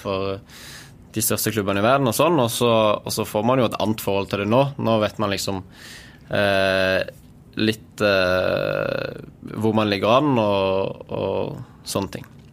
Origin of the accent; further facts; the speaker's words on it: Sørlandet, Norway; siden vi er på Sørlandet og jeg er sørlending